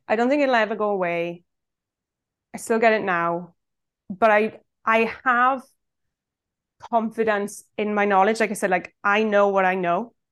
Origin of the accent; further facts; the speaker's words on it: Swansea, Wales, United Kingdom; I'm from Swansea in South Wales